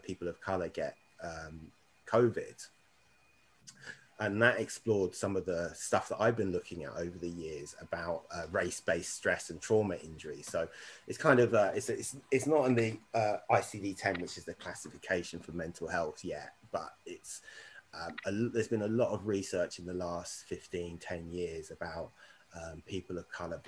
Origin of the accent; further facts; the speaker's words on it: Windsor, South East England, United Kingdom; I grew up in Windsor